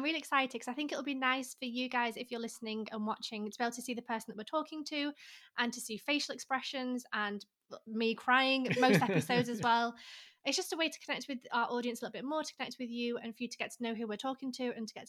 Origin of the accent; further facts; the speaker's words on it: north of England, United Kingdom; moved away; also born or lived in France / Miami / Australia; I'm from England, from the north of England, where it's cold and rainy all the time.